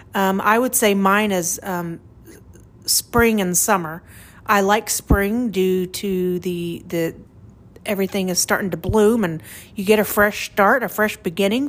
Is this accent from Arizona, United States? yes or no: no; Oklahoma, United States; I'm from Oklahoma, and the wind is crazy out here